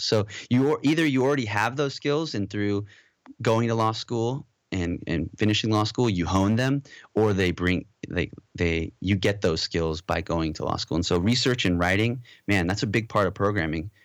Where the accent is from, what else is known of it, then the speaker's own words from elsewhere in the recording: Southern California, United States; also born or lived in Modesto, California / Moorpark, California / Valencia, California; born and raised in California and raised mostly in Southern California, uh, the Valley